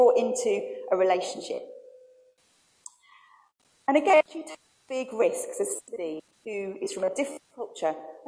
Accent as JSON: {"language": "English", "town": "Birmingham", "region": "West Midlands", "country": "United Kingdom", "said": "I'm from Birmingham"}